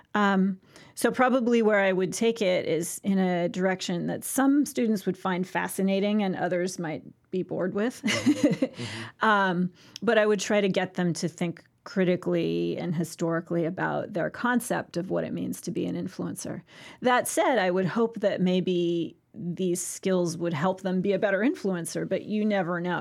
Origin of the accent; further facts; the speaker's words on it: Santa Barbara, California, United States; In Santa Barbara